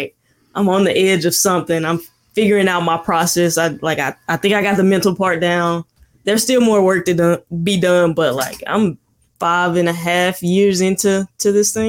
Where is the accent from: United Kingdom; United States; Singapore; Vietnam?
United States; Mississippi; moved away; I'm from Mississippi originally. This hat I got on, it's like Mississippi made. But I'm from Mississippi originally, and it's about a 5-hour drive to get back home.